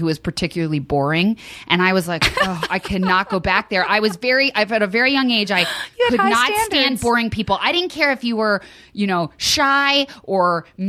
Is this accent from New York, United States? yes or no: no; Westfield, New Jersey, United States; also born or lived in Princeton, New Jersey; I was born in Princeton, New Jersey, but I grew up in Westfield, New Jersey my whole life